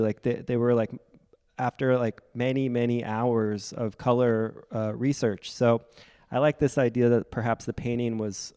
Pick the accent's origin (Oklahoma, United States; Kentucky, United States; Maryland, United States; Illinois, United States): Maryland, United States; Frederick; moved away; also born or lived in New York / Providence; I'm from Frederick, Maryland